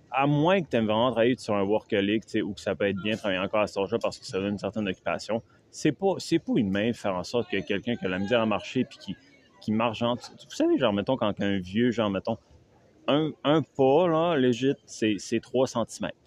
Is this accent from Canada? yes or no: yes; Quebec, Canada; je viens du Canada